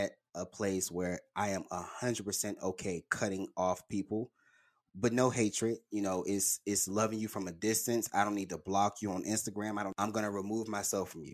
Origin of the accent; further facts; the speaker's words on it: Birmingham, Alabama, United States; I'm from Birmingham